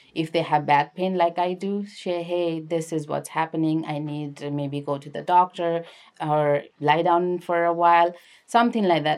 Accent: Lalitpur, Bagmati, Nepal; moved away as an adult; also born or lived in Kathmandu; now in United States; I'm from Kathmandu, which is actually technically Lalitpur, Nepal.

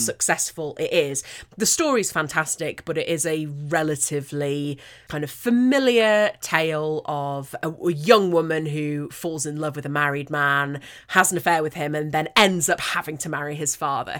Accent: United Kingdom; as a Brit

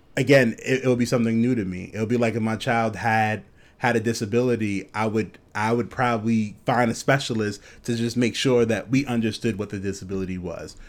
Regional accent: New York, United States; growing up in New York

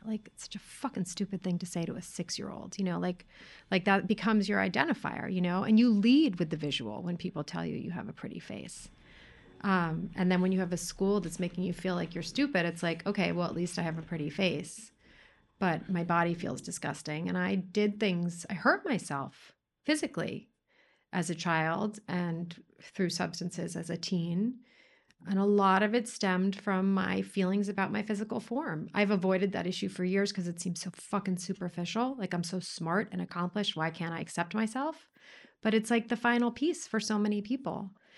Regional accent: New York City, New York, United States; you and I grew up as girls in New York City in an all-girls private school

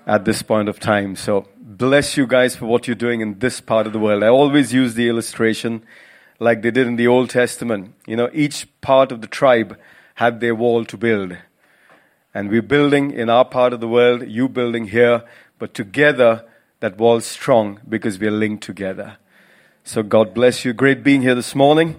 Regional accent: Mumbai, Maharashtra, India; moved away as an adult; also born or lived in Goa; now in United Kingdom; I'm from Goa originally, but spent most of my life in Mumbai

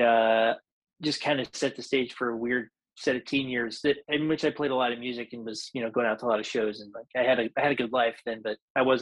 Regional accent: Nashville, Tennessee, United States; also born or lived in Franklin, Tennessee; I'm actually a Nashville native. More properly, I was born in Franklin, Tennessee, kind of the Thompson Station area, but definitely born into it. Third-generation musician.

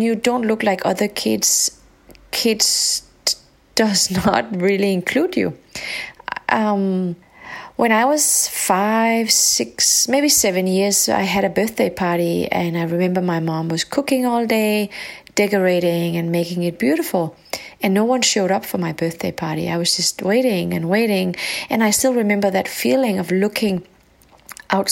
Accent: Denmark; also born or lived in Morocco; When I grew up, I was living in a very white community in a small country up north called Denmark.

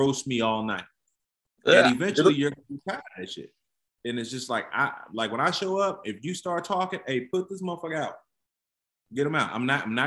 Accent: Kankakee, Illinois, United States; I grew up in Kankakee, Illinois. So I'm about an hour south of Chicago

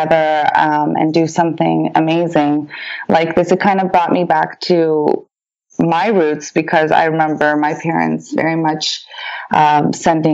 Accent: Canada; first language Polish; English is a second language; also born or lived in France; we came to Canada in 1988

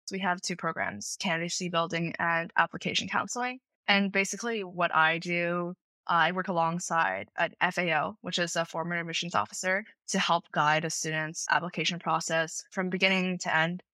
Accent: Princeton Junction, New Jersey, United States; I am from Princeton Junction, New Jersey. I attended a prestigious public high school in the area

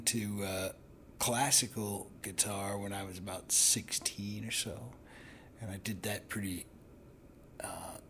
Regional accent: Northeast Ohio, United States; now in Chicago, United States; I grew up in Northeast Ohio, not too far, kind of in between Cleveland and Akron

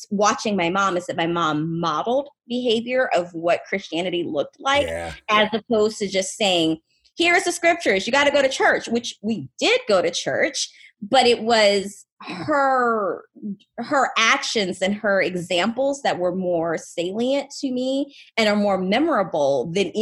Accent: South Louisiana, United States; I was raised in South Louisiana

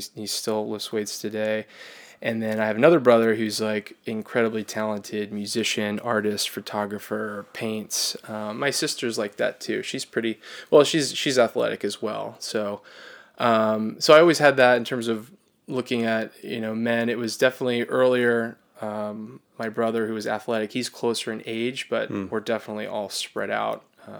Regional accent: Florida, United States; now in New York, United States; I'm from Florida. I've lived in New York almost 2 years.

